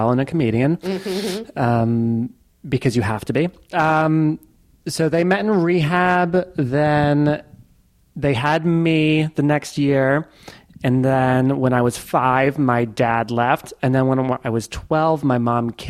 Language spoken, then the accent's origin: English; Philadelphia, Pennsylvania, United States; also born or lived in Queens, New York; I kind of ended up in the general Philadelphia area. So did most of my growing up there